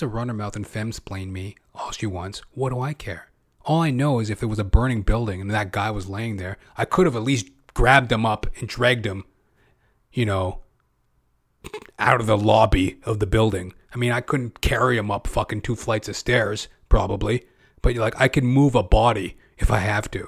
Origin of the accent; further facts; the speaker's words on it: Canada; I'm second generation, right? Because I was born in Canada